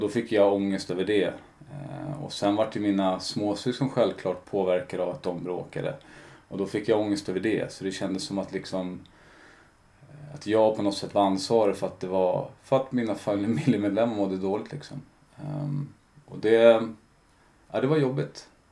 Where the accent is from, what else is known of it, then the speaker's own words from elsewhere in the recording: Stockholm, Stockholm County, Sweden; jag är uppvuxen i Kälvesta